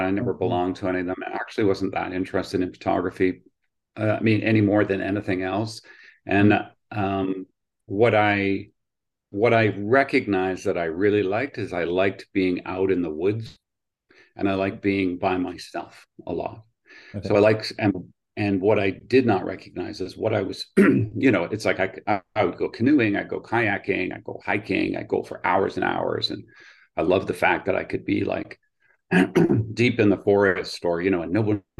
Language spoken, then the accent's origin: English; Oshawa, Ontario, Canada; also born or lived in England; I grew up in Oshawa, which is just east of Toronto